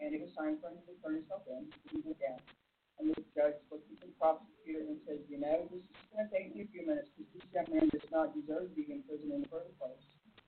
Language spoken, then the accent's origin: English; Illinois, United States; such as my home state of Illinois